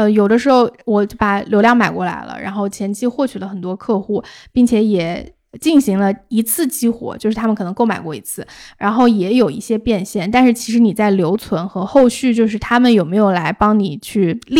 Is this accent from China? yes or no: yes; China; 对，然后但是我们就是中国人，肯定就是你